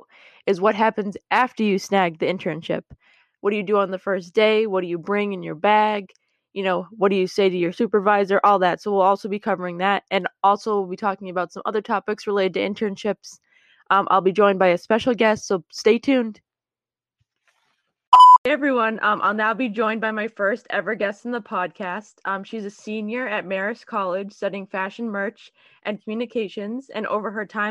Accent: Massachusetts, United States; I'm from Massachusetts.

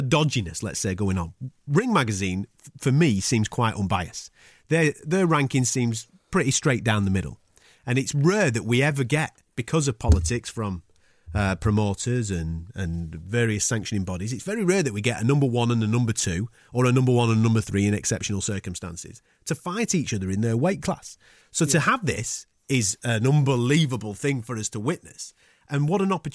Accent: Blackburn, North West England, United Kingdom; accent: Blackburn; my Blackburn accent

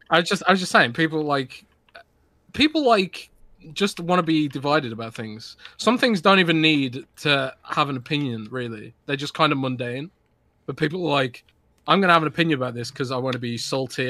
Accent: United Kingdom; I'm British

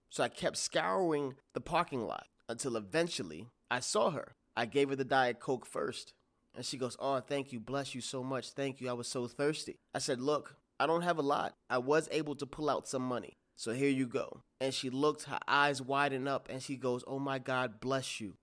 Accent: New York, United States; I'm from New York

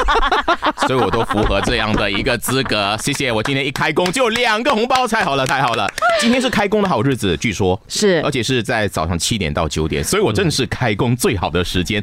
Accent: Johor Bahru, Johor, Malaysia; 我的新山，啊，我的新山，我的家乡，我的新山

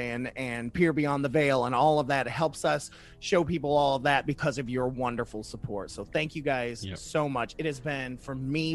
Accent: Ohio, United States; my home state of Ohio

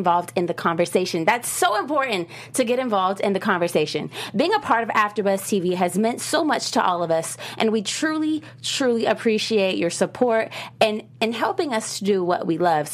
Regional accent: Florida, United States; where I come from Florida

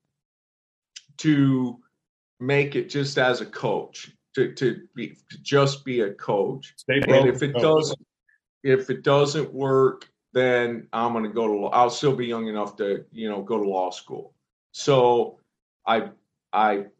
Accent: Belding, Michigan, United States; moved away; I grew up in Belding. For the people listening who don't know where that's at, that's a town of about 4,500 people, situated between Grand Rapids, Michigan, and Lansing, Michigan

